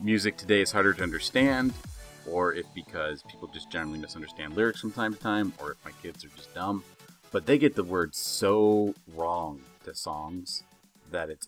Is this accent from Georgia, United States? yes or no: no; Utah, United States; also born or lived in Idaho; I'm from Utah